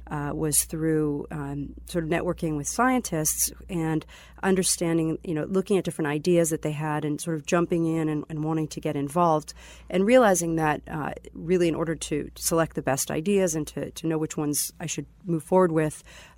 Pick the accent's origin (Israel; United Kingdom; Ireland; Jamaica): Israel; born there; also born or lived in Boston area, United States; I was born in Israel. And I spent part of my childhood in the Boston area. Uh-huh. And then I moved back to Israel after I went to Northeastern.